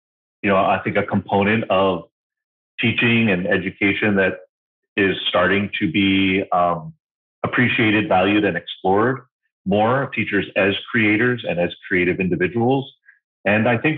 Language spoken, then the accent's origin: English; Hawaii, United States; My parents were, they were born and raised in New York City, but kind of sold the house, quit the jobs, and moved to these islands in the middle of the Pacific Ocean. And I was definitely raised in a unique environment